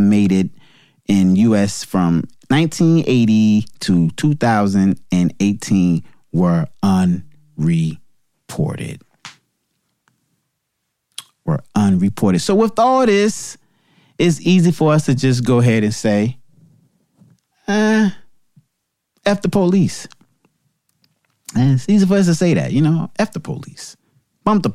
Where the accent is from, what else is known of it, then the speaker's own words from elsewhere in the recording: New Jersey, United States; New Jersey, my home state